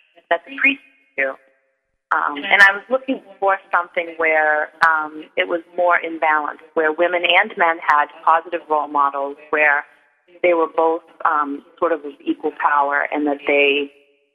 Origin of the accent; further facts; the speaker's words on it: Salem, Massachusetts, United States; I grew up on Gallows Hill, and the Salem woods were where I spent a lot of my youth